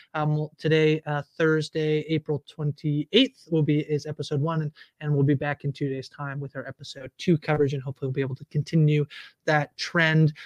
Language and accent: English; Canada; as a Canadian